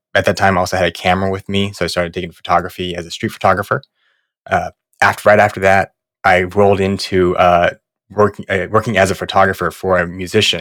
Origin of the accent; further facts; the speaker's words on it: right outside of Los Angeles, Southern California, United States; moved away as an adult; also born or lived in New York; grew up in Southern California, right outside of L